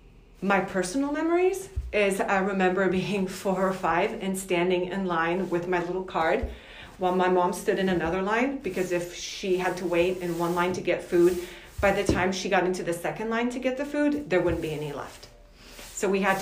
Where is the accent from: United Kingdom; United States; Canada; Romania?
Romania; Cluj-Napoca, Cluj County; moved away; Originally, I am from Cluj-Napoca, Romania.